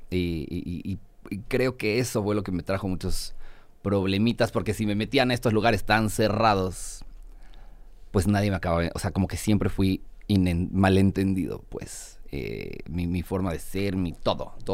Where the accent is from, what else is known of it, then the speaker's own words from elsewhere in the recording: Puebla, Mexico; now in Mexico City, Mexico; Yo soy de Puebla